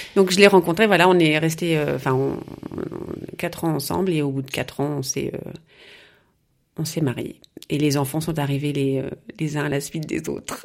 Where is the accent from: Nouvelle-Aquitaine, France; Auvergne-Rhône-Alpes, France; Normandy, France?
Normandy, France; Rouen; moved away as an adult; also born or lived in Passau, Germany / Chiari, Italy; now in Munich, Germany; je suis née à Rouen. voilà, donc j'ai fait mes études, j'ai fait mes études à Rouen